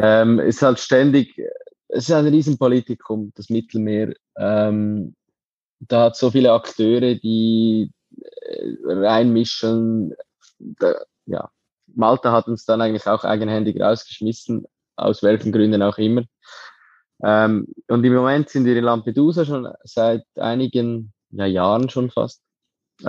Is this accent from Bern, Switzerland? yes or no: no; Lucerne, Switzerland; ich bin aufgewachsen in Luzern, im Dorf neben Luzern